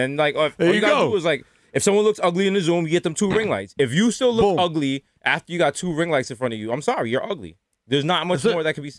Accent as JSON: {"language": "English", "town": "New York City", "region": "New York", "country": "United States", "tie": "born or raised there", "said": "I was just so indoctrinated from being raised on 233rd. Shout out to all my goat head soup and all my, you know, Jamaican stuff."}